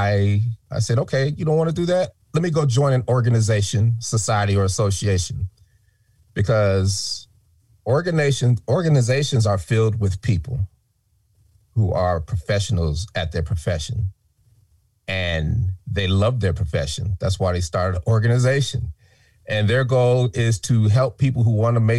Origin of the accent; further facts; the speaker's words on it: Denver, Colorado, United States; moved away; we're from Denver